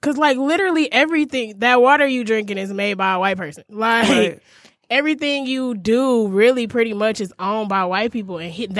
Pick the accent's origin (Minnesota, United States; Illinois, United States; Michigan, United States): Michigan, United States; Detroit; also born or lived in Las Vegas, Nevada; We pretty much have the same story. I'm also from Detroit.